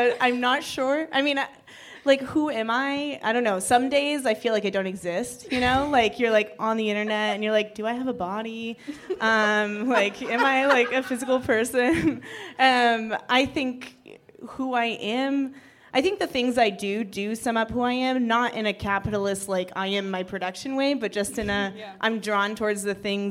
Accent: Seattle, Washington, United States; also born or lived in Chicago; now in New York, United States; I grew up in Seattle

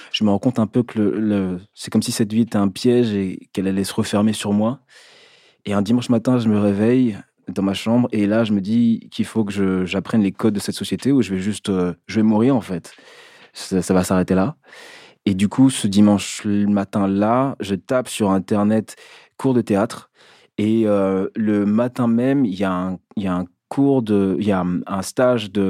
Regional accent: Brittany, France; also born or lived in Cameroon / Essonne / Besançon; Je suis né au Cameroun. J'ai grandi en Bretagne et, et en Essonne, aux Ulysses, et en Franche-Comté, à Besançon.

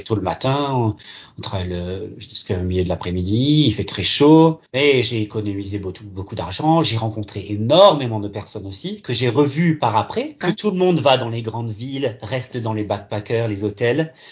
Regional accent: Alsace, Grand Est, France; also born or lived in Gironde, France; now in Sydney, Australia; je viens, en fait, de France, en Alsace. Je suis né en Gironde, par contre.

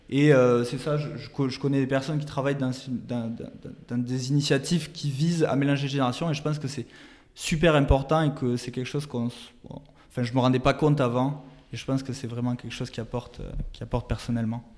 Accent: France; moved away; on est, euh, on est français, donc on a notre famille en France

